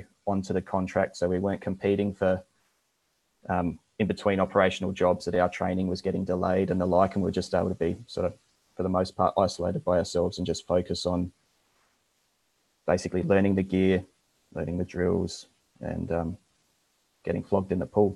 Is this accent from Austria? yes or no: no; Adelaide, South Australia, Australia; I'm from Australia, originally from Adelaide, which is central South Australia